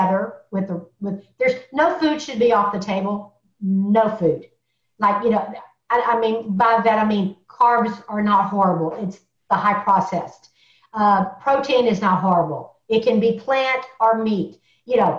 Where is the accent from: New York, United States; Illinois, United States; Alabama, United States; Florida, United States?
Alabama, United States; I was born in Alabama. And the only thing we do with a vegetable is fry it